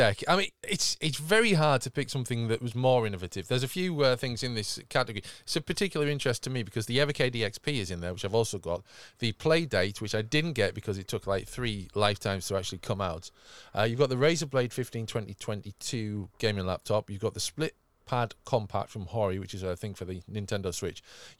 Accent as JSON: {"language": "English", "region": "England", "country": "United Kingdom", "accent": "northern", "said": "didn't actually sound that much like me because I'm quite northern. And admittedly, I do adjust my accent slightly for these purposes"}